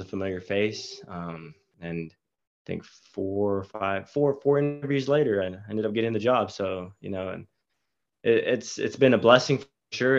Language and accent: English; Marble Falls, Texas, United States; moved away as an adult; now in Oklahoma, United States; I'm actually from Aus-, Marble Falls, Texas, uh, near the Austin area.